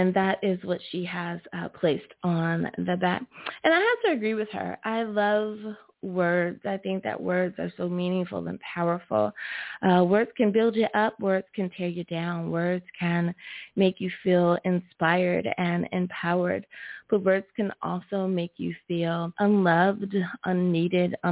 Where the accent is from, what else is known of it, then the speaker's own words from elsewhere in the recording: United States; my home country, the good old US